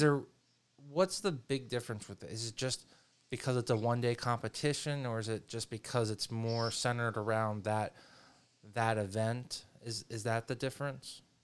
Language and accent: English; the North, United States; being a Northerner